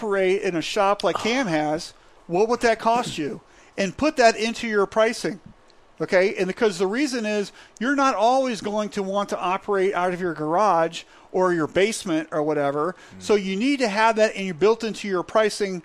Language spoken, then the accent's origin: English; Florida, United States; I'm from Florida